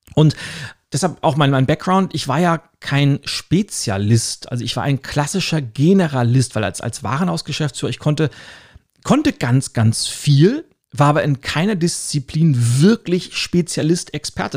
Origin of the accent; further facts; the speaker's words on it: Lübeck, Schleswig-Holstein, Germany; ich komme ja aus der Hansestadt Lübeck